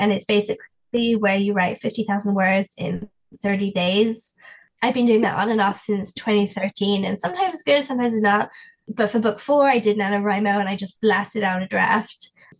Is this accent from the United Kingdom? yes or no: yes; England, United Kingdom; And as an English person, we don't do that. We don't do that in England. We don't talk to people.